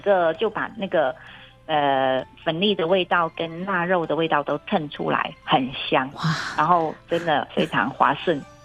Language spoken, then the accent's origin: Chinese; Guangxi, China; moved away as an adult; now in Taiwan; 我来自广西